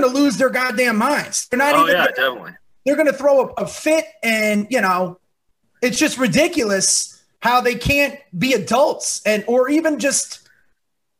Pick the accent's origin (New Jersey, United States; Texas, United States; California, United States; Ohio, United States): New Jersey, United States; I'm a Catholic from New Jersey